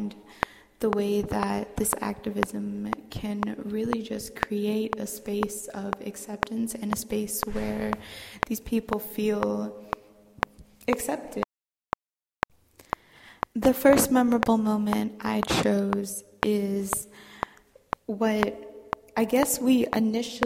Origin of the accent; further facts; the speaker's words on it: Houston, Texas, United States; I'm from Houston, Texas